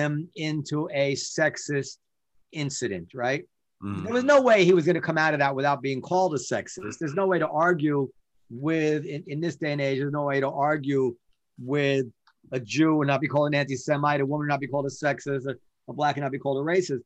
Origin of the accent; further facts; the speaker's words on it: United States; as an American